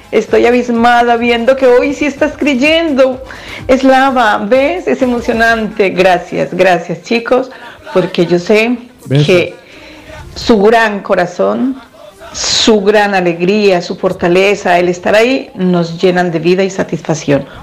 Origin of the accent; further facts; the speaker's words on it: Colombia; Soy …, soy colombiana.